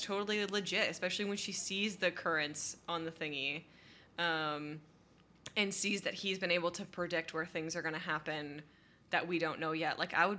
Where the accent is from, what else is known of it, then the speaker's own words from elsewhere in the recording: Detroit, Michigan, United States; I grew up in Detroit.